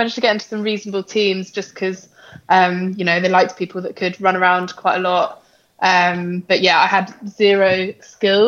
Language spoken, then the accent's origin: English; Essex, East of England, United Kingdom; also born or lived in Exeter; now in London, United Kingdom; So I'm currently living in London. I grew up in Essex, which is quite close to London